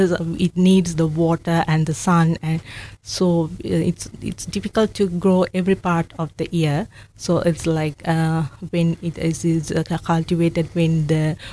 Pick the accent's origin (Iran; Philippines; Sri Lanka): Sri Lanka; moved away as an adult; now in Dunedin, New Zealand; So I'm from Sri Lanka.